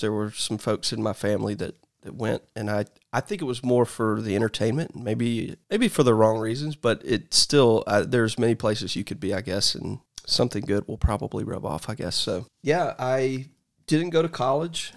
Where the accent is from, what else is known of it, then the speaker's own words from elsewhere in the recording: Columbus, Georgia, United States; I was born in Columbus, Georgia.